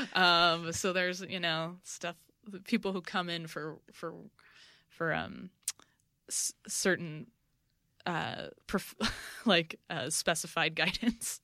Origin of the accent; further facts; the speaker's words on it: New York City, New York, United States; now in Los Angeles, United States; I'm from New, New York. I'm from Brooklyn